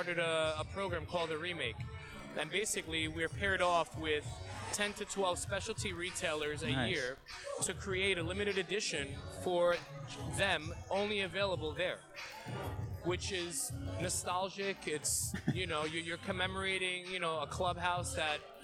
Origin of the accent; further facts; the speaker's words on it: New York, United States; we're born and bred in New York